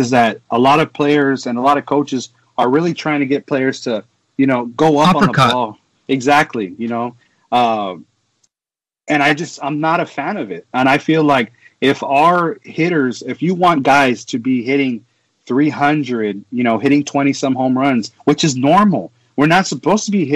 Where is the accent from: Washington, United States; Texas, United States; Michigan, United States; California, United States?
Texas, United States; I'm from Texas. Texas is all about high school football. It was it's a normal thing down here